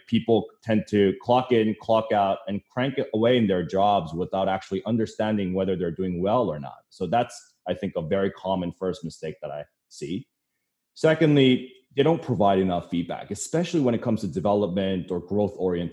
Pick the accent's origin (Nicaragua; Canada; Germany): Canada; now in New York City, United States; I'm originally from Canada, so snow kind of reminds me of home sometimes